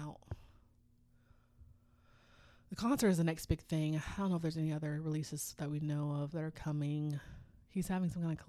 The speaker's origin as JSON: {"language": "English", "country": "South Korea", "said": "Like, we're from South Korea, a little tiny little country."}